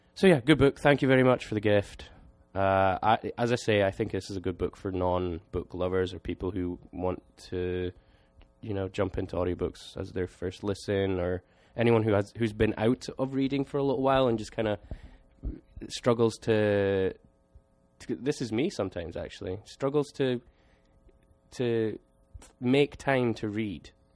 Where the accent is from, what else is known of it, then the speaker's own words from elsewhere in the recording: Scotland, United Kingdom; me being Scottish